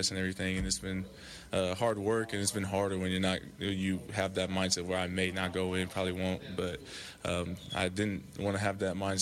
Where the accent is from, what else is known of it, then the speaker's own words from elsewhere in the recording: California, United States; now in Oklahoma, United States; we're from Cali